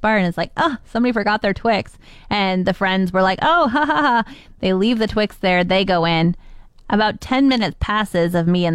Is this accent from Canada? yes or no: yes; Ontario, Canada; moved away as an adult; now in Alberta, Canada; I'm just from Ontario, so I've only had 6 years in Alberta